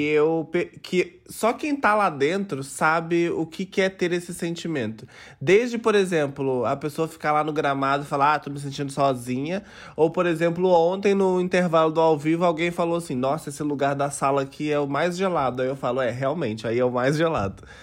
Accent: interior of Minas Gerais, Brazil; eu sou uma gayzinha do interior de Minas Gerais.

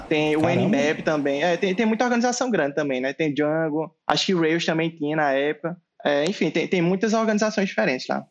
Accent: João Pessoa, Paraíba, Brazil; eu sou nascido e criado em Jaguaribe, João Pessoa

